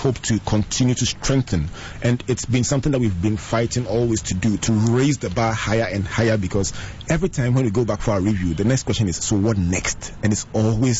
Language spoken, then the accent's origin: English; Sekondi-Takoradi, Western Region, Ghana; I grew up in the beautiful twin city of Sekendi Takoradi